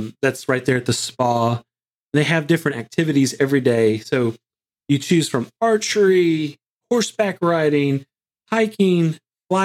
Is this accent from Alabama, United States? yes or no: yes; Alabama, United States; I'm from Alabama